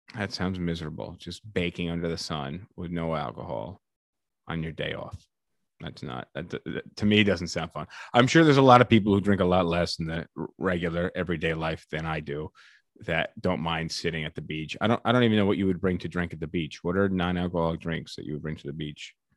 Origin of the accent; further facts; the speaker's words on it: United States; as an American